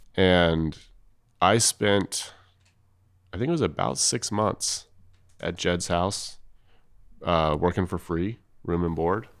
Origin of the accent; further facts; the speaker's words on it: Los Angeles, California, United States; I'm from Los Angeles.